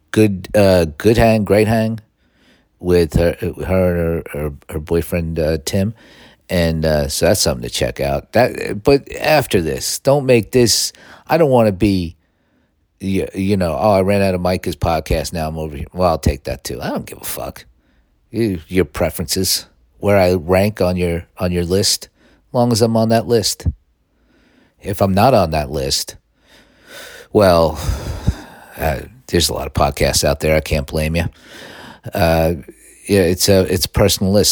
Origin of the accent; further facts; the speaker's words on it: Northeast, United States; now in Los Angeles, United States; growing up in the Northeast